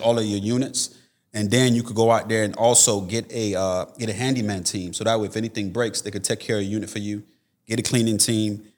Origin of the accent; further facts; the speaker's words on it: Tampa, Florida, United States; I'm actually here from Florida, Tampa, Florida